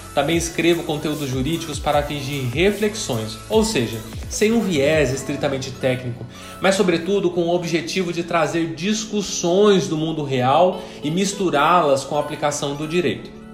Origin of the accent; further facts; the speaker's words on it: São José dos Campos, São Paulo, Brazil; em São José dos Campos, interior de São Paulo. Inclusive, é a cidade onde nasci. Cresci, estudei